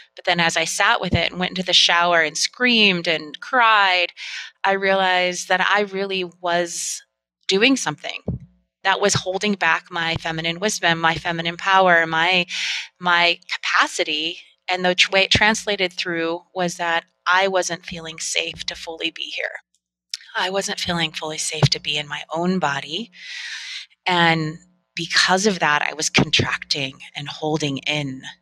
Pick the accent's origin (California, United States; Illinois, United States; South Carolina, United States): California, United States; Northern; I grew up in Northern California